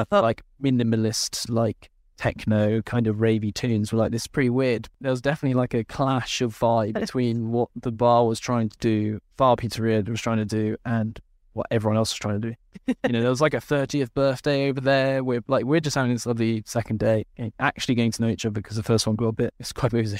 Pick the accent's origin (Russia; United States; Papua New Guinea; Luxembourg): Luxembourg; I grew up in Luxembourg